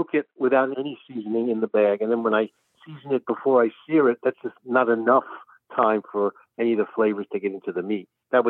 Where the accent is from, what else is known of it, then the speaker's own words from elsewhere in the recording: Penn Valley, Pennsylvania, United States; I'm from Penn Valley near Philadelphia.